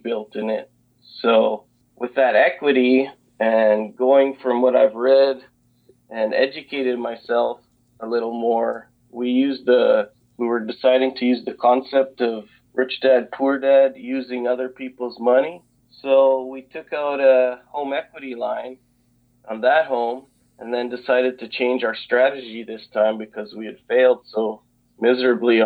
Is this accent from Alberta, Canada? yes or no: yes; Calgary, Alberta, Canada; I'm originally from Canada, Calgary, Alberta